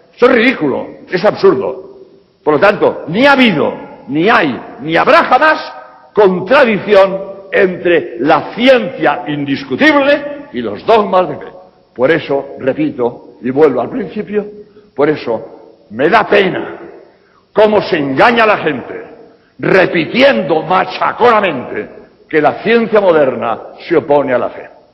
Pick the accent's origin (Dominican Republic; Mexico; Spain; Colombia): Spain; en España, de donde vengo